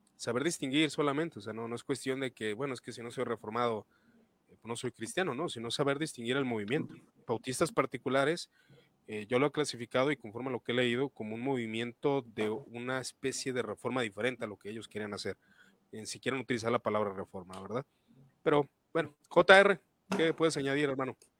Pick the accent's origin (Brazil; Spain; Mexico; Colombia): Mexico; Guadalajara, Jalisco; yo de Guadalajara, Jalisco